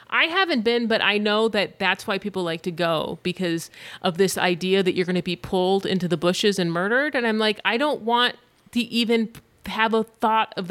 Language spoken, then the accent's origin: English; California, United States; And I grew up in Orange County, so like Knott's Berry Farm was the fucking place to go.